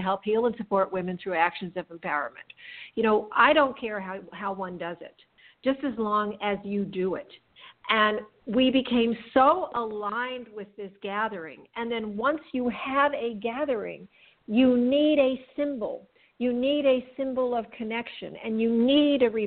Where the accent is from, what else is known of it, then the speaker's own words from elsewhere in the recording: Los Angeles, California, United States; also born or lived in Santa Barbara; I'm originally from Los Angeles